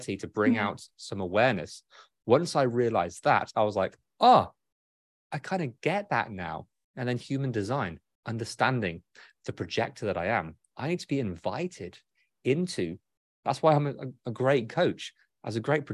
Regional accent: United Kingdom; I'm British

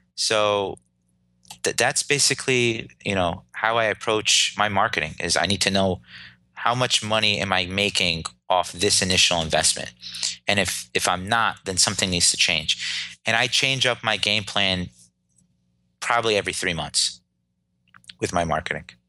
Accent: Clifton, New Jersey, United States; I was born and raised in Clifton, New Jersey

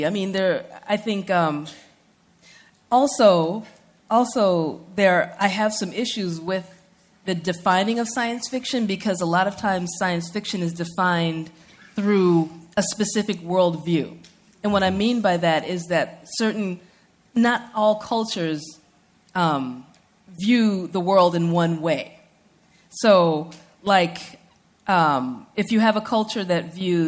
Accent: United States; I was born and raised in the United States, I'm also Nigerian American

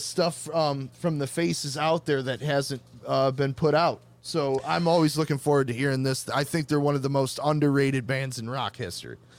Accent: Michigan, United States; accent: Michigan; my Michigan accent

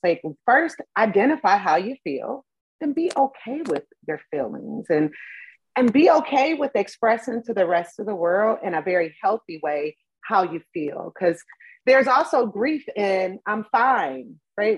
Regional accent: Cleveland, Ohio, United States; I grew up in Cleveland, Ohio, big city.

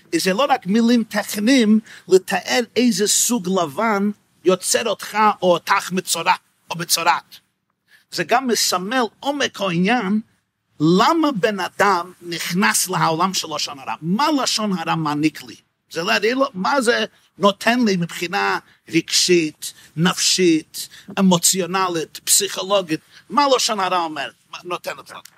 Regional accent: New York, United States; השכונה שבה גדלתי ושם נולדתי, בקרון הייטס בברוקלין, ניו יורק

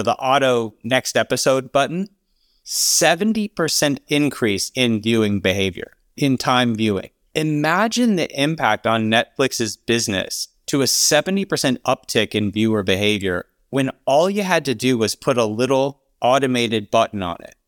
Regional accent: Alabama, United States; I grew up in Alabama

